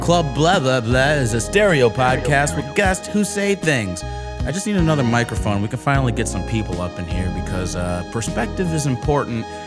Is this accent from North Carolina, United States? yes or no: no; Chicago, Illinois, United States; growing up in Chicago